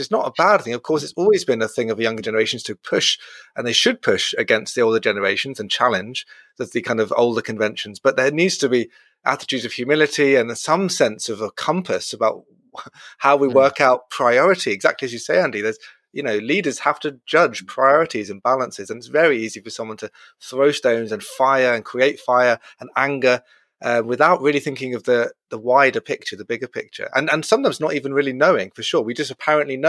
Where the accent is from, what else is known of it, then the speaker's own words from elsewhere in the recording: Brighton, South East England, United Kingdom; I'm from Brighton